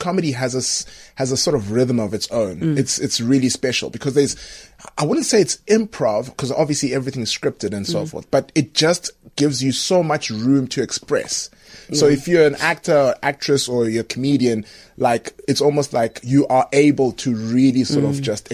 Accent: Zimbabwe; moved away; I went to a very good sort of private school in Zim, and I was playing rugby

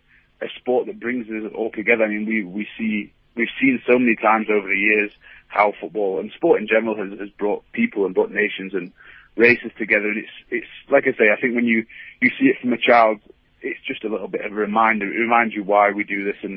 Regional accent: England, United Kingdom; English fans

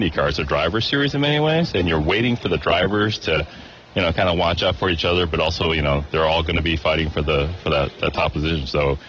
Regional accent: Toledo, Ohio, United States; I grew up in Toledo.

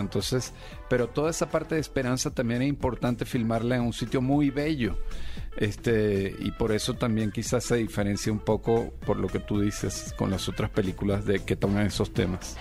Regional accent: Venezuela; now in Mexico; yo soy venezolano, a pesar de que tengo 20, años ya viviendo en México

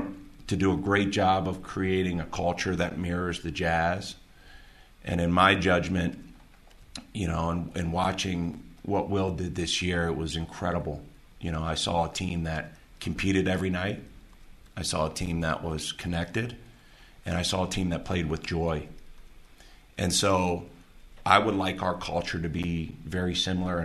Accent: Baltimore, Maryland, United States; moved away as an adult; also born or lived in Milwaukee, Wisconsin; now in Park City, United States; as a 16-year-old growing up outside Baltimore City

